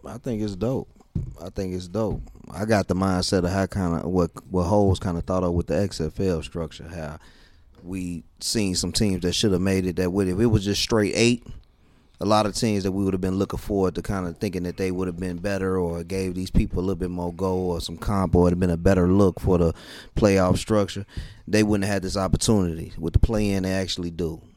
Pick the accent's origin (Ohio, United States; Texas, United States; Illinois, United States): Illinois, United States; Chicago; I'm from the Chi